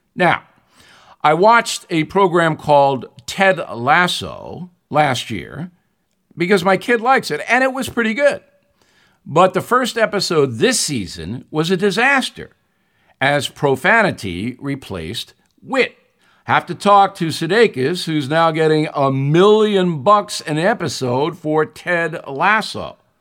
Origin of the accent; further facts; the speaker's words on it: United States; I'm an American